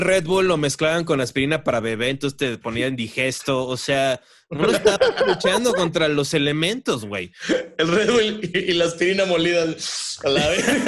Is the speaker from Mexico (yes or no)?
yes; Mexico; accent: Mexican; nuestro verdadero acento mexicano